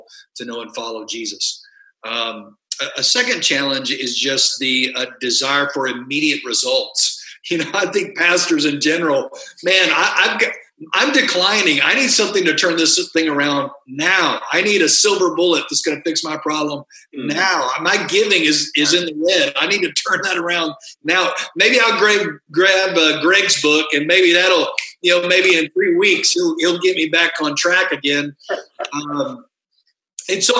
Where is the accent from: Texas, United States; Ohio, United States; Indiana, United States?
Texas, United States; West; I grew up in a farming community in West Texas where everything was flat